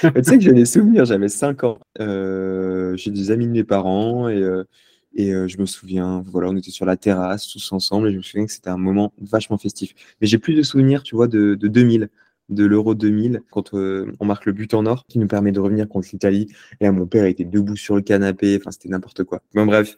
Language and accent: French; Lyon, Auvergne-Rhône-Alpes, France; moved away as an adult; also born or lived in Paris; je suis né à Lyon. Euh, j'ai grandi à Lyon